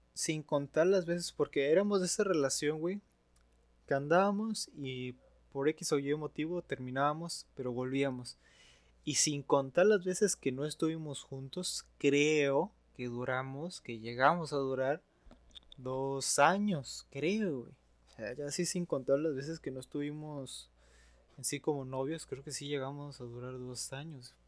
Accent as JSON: {"language": "Spanish", "town": "Matamoros", "region": "Tamaulipas", "country": "Mexico", "tie": "born or raised there", "also_born_or_lived": "Ciudad Victoria, Tamaulipas", "said": "yo nací en Victoria y me vine acá a Matamoros cuando empecé la mi primaria."}